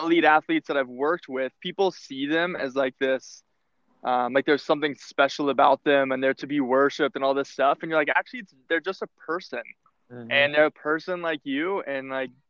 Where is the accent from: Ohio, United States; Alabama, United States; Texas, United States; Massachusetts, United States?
Texas, United States; I grew up in Texas